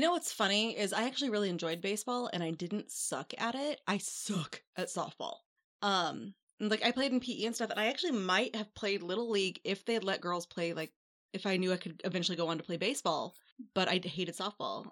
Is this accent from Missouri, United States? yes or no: yes; St. Louis, Missouri, United States; I'm from Saint Louis, so I went to Cardinals games first as a kid